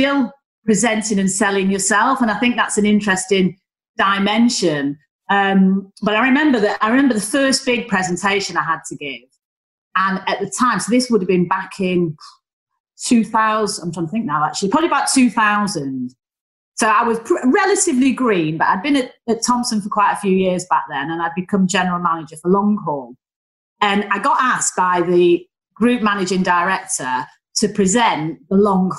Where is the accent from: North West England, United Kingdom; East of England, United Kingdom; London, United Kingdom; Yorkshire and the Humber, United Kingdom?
North West England, United Kingdom; Manchester; accent: Northern; also born or lived in Leeds; I am just an average working class girl from Manchester. You know, I'm the youngest of three daughters. I'm from Stretford.